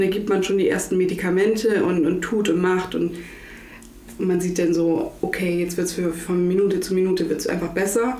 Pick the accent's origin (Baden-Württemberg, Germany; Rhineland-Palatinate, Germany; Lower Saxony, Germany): Lower Saxony, Germany; Butjadingen; ich komme aus Budjadingen